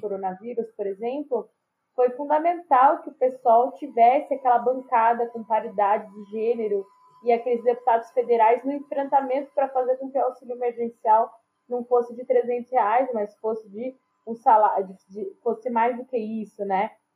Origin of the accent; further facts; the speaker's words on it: São Paulo, Brazil; aqui em Pirituba. É na Vila Zarte, o bairro onde eu nasci, criei sou, e moro, né? Sou moradora até hoje